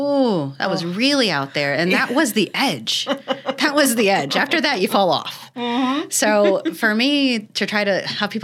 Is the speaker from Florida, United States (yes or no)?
yes; Ocala, Florida, United States; This is my hometown community, born and raised.